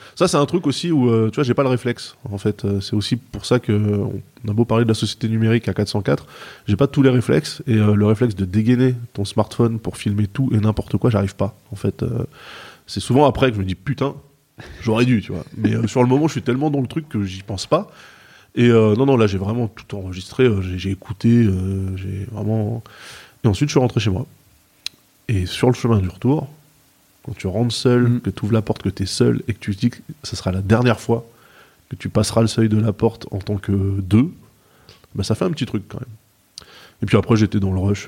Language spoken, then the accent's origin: French; Seine-et-Marne, Île-de-France, France; now in Maisons-Alfort, France; J'ai grandi à 45, 45 km de Paris, en mm. Seine-et-Marne